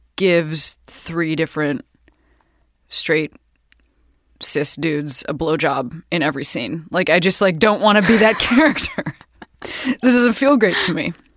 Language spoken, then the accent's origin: English; Midwest, United States; We're both from the Midwest